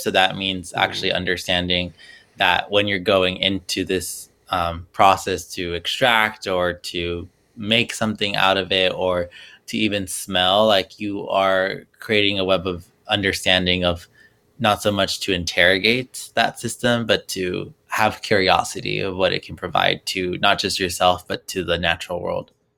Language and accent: English; Los Angeles, California, United States; moved away as an adult; now in New Jersey, United States; I'm originally from Los Angeles